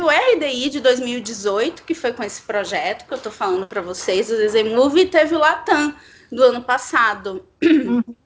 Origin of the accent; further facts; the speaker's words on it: Salvador, Bahia, Brazil; moved away as an adult; now in São Paulo, Brazil; sou baiana, de Salvador